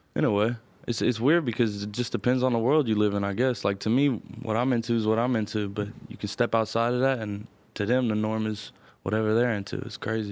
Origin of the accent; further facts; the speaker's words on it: Louisville, Kentucky, United States; moved away; also born or lived in Atlanta; I'm from the Highlands neighborhood of Louisville